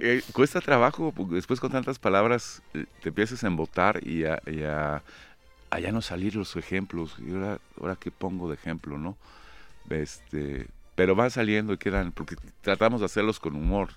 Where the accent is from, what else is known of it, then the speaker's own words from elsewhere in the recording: Mexico; somos los mexicanos